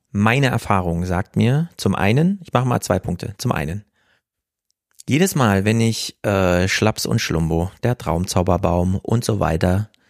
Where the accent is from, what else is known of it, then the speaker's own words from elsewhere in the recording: Jena, Thuringia, Germany; ich komme aus Jena. Ich habe so nah an der Kulturarena dran gewohnt